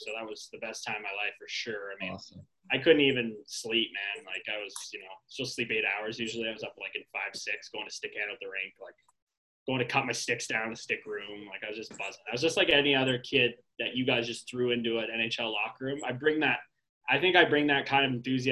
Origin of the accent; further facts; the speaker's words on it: Toronto, Ontario, Canada; my hometown, Toronto